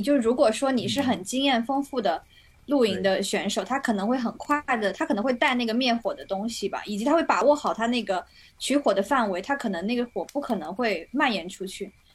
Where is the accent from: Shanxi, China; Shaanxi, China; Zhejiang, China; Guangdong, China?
Zhejiang, China; moved away; 在我们老家那边，因为我是浙江人嘛